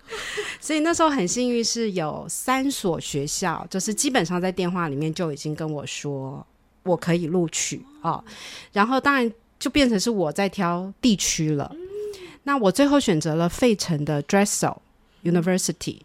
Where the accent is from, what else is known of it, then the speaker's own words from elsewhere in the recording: Hsinchu, Taiwan; also born or lived in Philadelphia, United States; 我念书的那个年代，我是新竹人，那个时候其实没有什么叫做音乐班这种东西